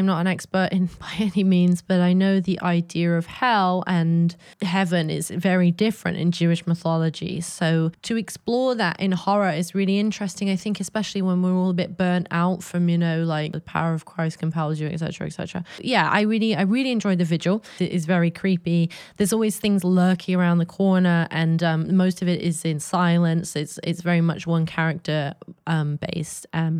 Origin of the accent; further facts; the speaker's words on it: England, United Kingdom; born there; I was born in England in the early 90s